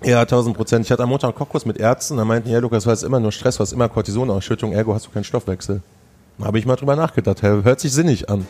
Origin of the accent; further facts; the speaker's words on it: Sauerland, North Rhine-Westphalia, Germany; also born or lived in Hesse; now in Düsseldorf, Germany; ich bin Sauerländer, in Hessen geboren